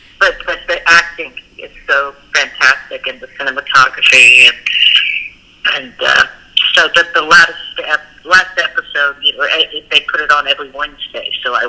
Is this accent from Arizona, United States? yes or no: no; Boulder, Colorado, United States; You know, I grew up in Colorado.